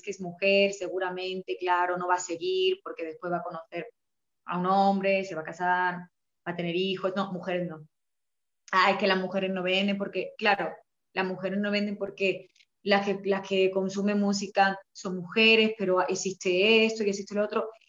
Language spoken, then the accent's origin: Spanish; Spain; y yo me sentí súper afortunada de, como española, cantar música regional mexicana